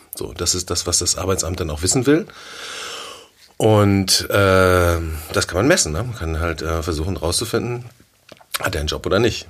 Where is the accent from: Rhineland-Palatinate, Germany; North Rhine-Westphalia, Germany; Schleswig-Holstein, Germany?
Schleswig-Holstein, Germany; Sylt; moved away as an adult; now in Hamburg, Germany; ich bin auf Sylt aufgewachsen